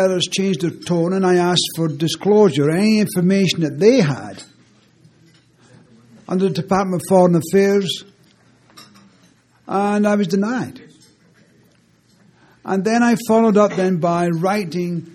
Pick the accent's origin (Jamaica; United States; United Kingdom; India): United Kingdom; Scotland; now in Canada; being Scottish